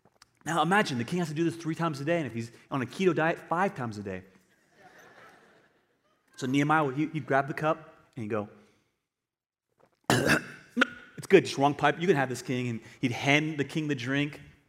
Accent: United States; Christian. I'm American Christian.

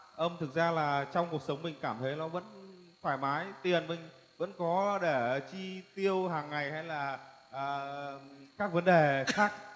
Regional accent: Thai Nguyen, Vietnam; Tôi đến từ Thái Nguyên

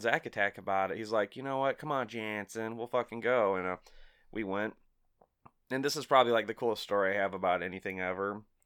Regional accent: Collinsville, Illinois, United States; I grew up in Collinsville

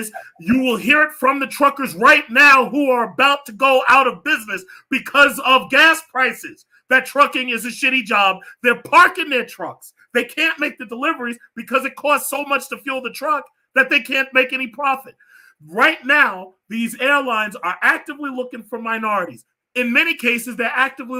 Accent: New York, United States; I'm a New Yorker.

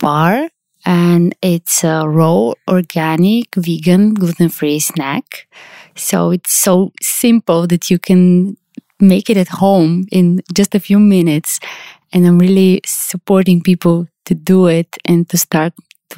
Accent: Sofia, Sofia City, Bulgaria; I'm from Sofia, Bulgaria. It's where I live

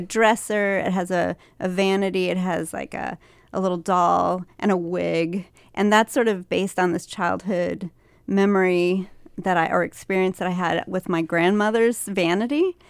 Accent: Liberty, Missouri, United States; I went to a small college in my hometown called William Jewell College

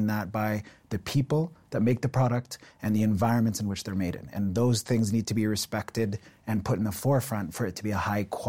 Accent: Ontario, Canada; I think my entire life, I grew up in Ontario, and my entire life, I had this sense that I was always going to start my own business.

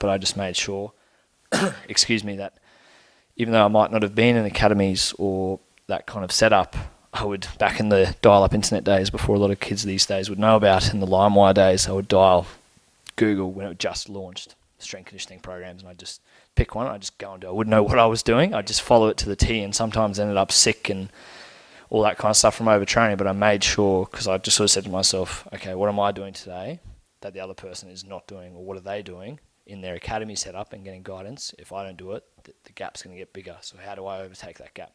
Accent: Brisbane, Queensland, Australia; also born or lived in Bundaberg, Australia / Zimbabwe; where I grew up in Brisbane

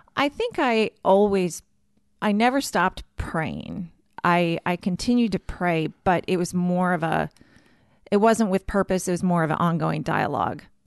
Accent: Warroad, Minnesota, United States; accent: Minnesotan; moved away as an adult; now in Baltimore, United States; growing up in Warroad

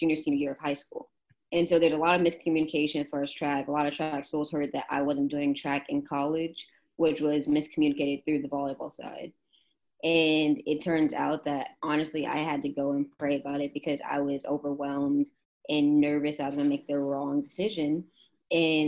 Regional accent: Keller, Texas, United States; moved away as an adult; I am from Keller, Texas, which is on the outskirts of Dallas-Fort Worth

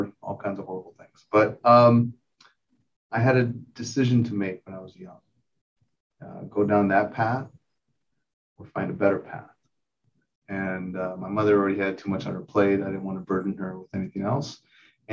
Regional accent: South Texas, United States; also born or lived in San Antonio; I was born and raised in South Texas, right on the border of Mexico

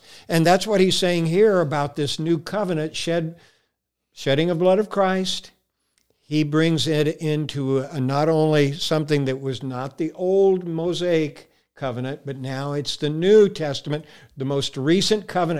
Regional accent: Texas, United States; born there; I was born in Texas, so you got to remember I have a combination of accent, brother.

